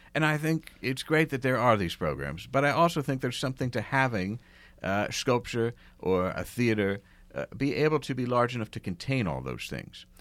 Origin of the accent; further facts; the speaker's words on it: outside of Philadelphia, Pennsylvania, United States; I grew up outside of Philadelphia